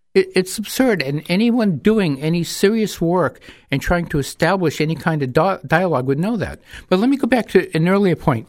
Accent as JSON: {"language": "English", "town": "Manchester", "region": "New Hampshire", "country": "United States", "tie": "born or raised there", "said": "I was born and raised here. My parents were from Lebanon. I was part of the Lebanese immigrant community in Manchester"}